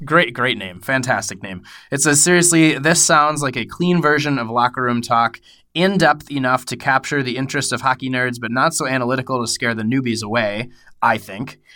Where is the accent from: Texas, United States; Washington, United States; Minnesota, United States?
Minnesota, United States; I'm a Minnesotan